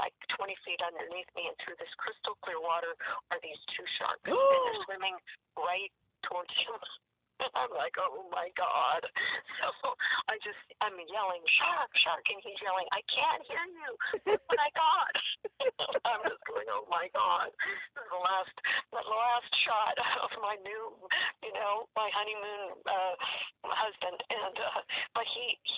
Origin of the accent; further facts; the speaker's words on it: California, United States; also born or lived in Washington / Florida; I grew up in California